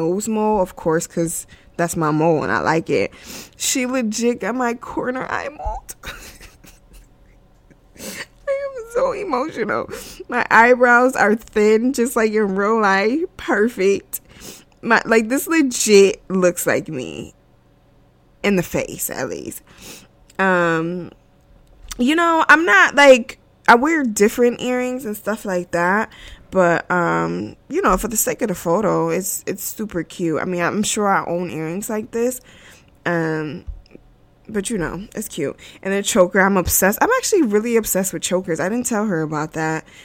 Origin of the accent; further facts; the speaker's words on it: United States; I am American, born and raised in America